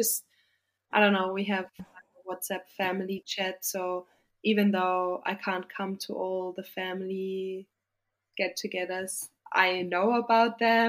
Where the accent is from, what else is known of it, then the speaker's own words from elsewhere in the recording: Austria; moved away as an adult; now in Australia; I live in the south